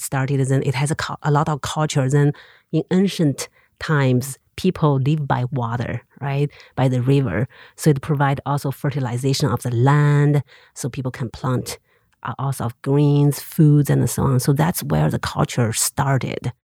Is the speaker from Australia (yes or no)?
no; Xinxiang, Henan, China; English is a second language; moved away as an adult; also born or lived in Beijing / Montana, United States; now in Missoula, United States; I grew up in Xinjiang City. of two million people.